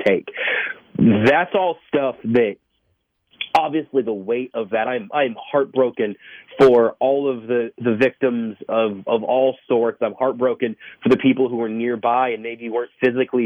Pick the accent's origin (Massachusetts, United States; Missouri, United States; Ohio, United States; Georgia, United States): Missouri, United States; Kansas City; We like to wear our KC hats to different places to let people know we're from Kansas City